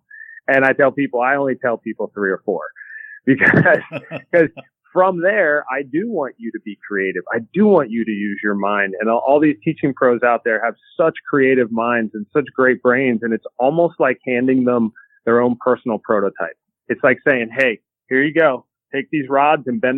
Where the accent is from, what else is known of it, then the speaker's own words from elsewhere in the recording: Hershey, Pennsylvania, United States; moved away as an adult; also born or lived in Myrtle Beach, South Carolina; now in Florida, United States; I grew up in the Pennsylvania area. I grew up in the Hershey area of Pennsylvania